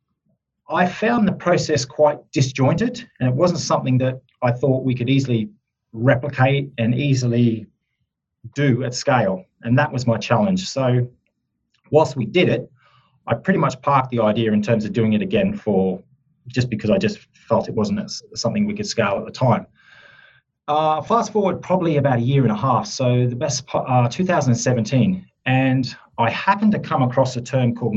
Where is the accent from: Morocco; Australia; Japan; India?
Australia; accent: Australian twang; moved away as an adult; now in Surrey, United Kingdom; I have Australian roots. Yep. I'm actually an Australian now that's based in the UK, in Surrey, UK